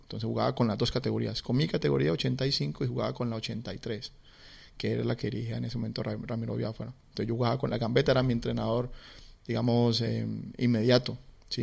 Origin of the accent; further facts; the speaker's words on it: Cali, Valle del Cauca, Colombia; moved away as an adult; now in Melbourne, Australia; yo como caleño, a mí la salsa eh, pues, es, es, algo muy, mm, digamos, muy natural para nosotros, eh, la salsa. Eh, y, y, bueno, así crecí yo